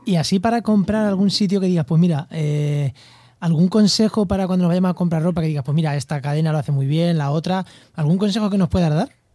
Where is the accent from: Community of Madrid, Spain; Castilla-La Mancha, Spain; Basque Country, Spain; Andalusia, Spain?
Castilla-La Mancha, Spain; Como buen manchego